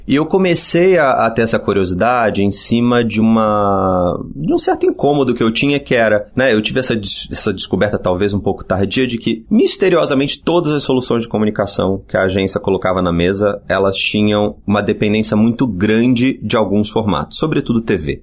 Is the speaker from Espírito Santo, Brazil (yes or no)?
no; Rio de Janeiro, Brazil; Eu sou do Rio e fiz publicidade na ECO